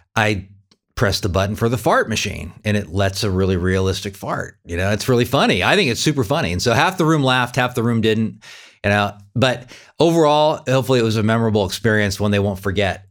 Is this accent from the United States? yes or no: yes; California, United States; now in Wichita, United States; But I grew up in California. I'm Californian